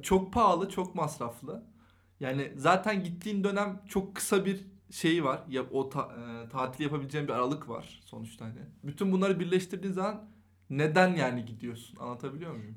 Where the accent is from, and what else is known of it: Eskişehir, Turkey; moved away; also born or lived in Istanbul